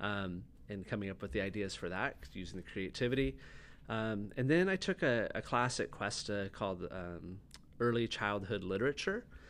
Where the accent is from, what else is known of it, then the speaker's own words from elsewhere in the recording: San Luis Obispo, California, United States; also born or lived in Atascadero; I grew up on the Central Coast, mostly like San Luis Obispo and Atascadero.